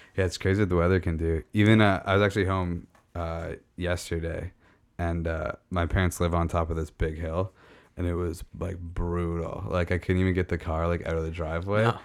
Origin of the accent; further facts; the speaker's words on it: Meaford, Ontario, Canada; Meaford, like just my hometown